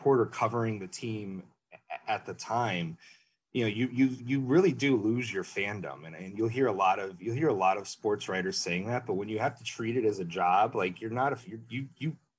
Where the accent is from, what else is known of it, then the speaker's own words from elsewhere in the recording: Wilkes-Barre, Pennsylvania, United States; moved away as an adult; now in Chicago, United States; I grew up in near Wilkes-Barre, Pennsylvania